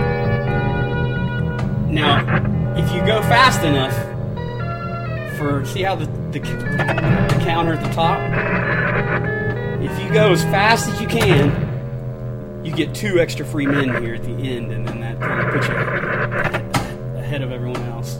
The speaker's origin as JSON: {"language": "English", "town": "Caldwell", "region": "Ohio", "country": "United States", "tie": "born or raised there", "moved": "as an adult", "lives_now": "Oxford, Mississippi, United States", "said": "So I grew up in Caldwell, Ohio, which is between Marietta and Cambridge, Ohio"}